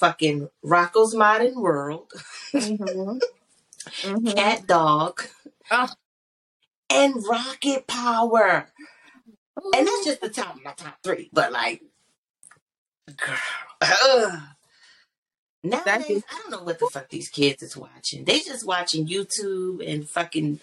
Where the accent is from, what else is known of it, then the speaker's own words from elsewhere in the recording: Baltimore, Maryland, United States; I grew up in a pretty good area of Baltimore